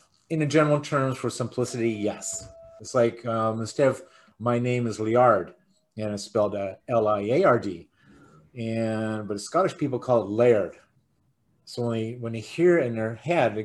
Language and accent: English; Canada; we call each other Canadian because we're from Canada